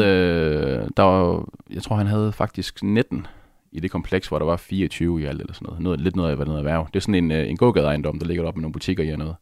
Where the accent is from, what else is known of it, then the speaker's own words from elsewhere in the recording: Aalborg, North Denmark Region, Denmark; Jeg kommer op fra Aalborg